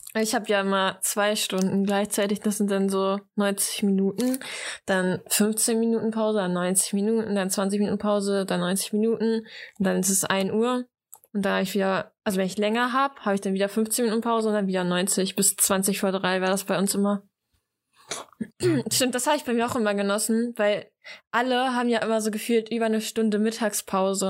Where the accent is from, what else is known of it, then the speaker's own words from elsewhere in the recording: East Frisia, Lower Saxony, Germany; Ja, aber bei uns in Ostfriesland